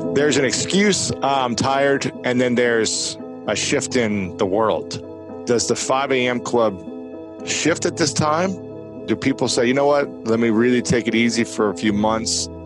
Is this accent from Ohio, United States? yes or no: yes; Columbus, Ohio, United States; in my hometown of Columbus, Ohio